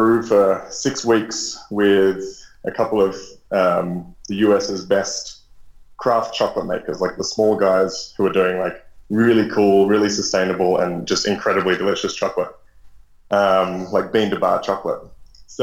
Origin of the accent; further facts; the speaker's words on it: Sydney, New South Wales, Australia; moved away as an adult; also born or lived in Guatemala; now in Mexico; I'm from Sydney originally